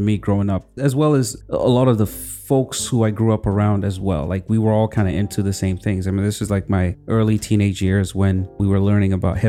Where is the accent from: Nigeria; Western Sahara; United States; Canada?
Nigeria; Northern Nigeria; there was so much going on in the political space that it had a direct impact on us growing up in the North.